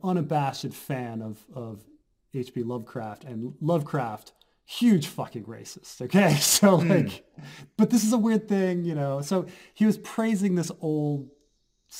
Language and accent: English; United States; American. I'm American. My background is Dutch.